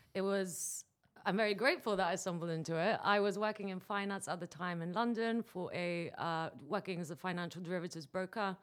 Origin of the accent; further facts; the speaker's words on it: Dubai, United Arab Emirates; I'm coming to you from Dubai, which is actually my hometown